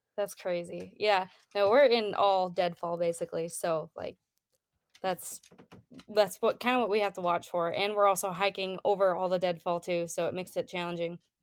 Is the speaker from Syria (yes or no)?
no; Wisconsin, United States; now in Idaho, United States; I grew up in Wisconsin